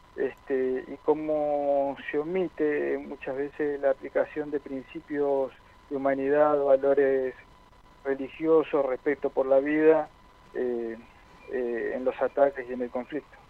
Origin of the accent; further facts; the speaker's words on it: Argentina; somos argentinos antes que nada